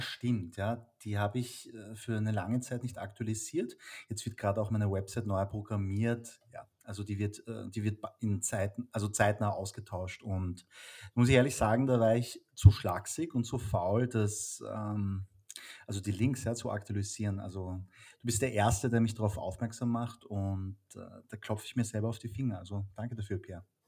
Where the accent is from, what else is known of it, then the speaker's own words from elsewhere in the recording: Vienna, Austria; ich bin in Wien geboren und aufgewachsen